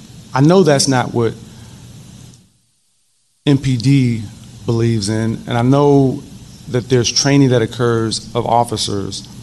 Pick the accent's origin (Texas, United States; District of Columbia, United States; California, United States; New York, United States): District of Columbia, United States; Washington; When I grew up in the District of Columbia